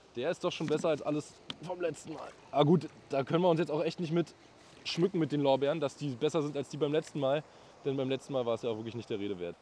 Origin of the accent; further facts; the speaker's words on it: Berlin, Germany; also born or lived in Bernau; geboren bin ich in Berlin und ich wohne auch in Berlin